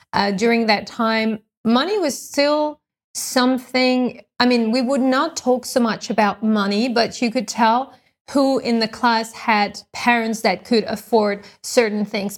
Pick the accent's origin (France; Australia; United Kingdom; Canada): France; moved away; I'm from France, actually. I grew up in France